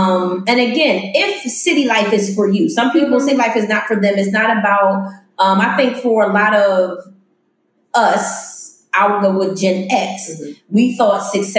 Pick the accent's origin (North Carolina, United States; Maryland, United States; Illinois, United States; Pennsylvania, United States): Pennsylvania, United States; Philadelphia; I grew up in Philly.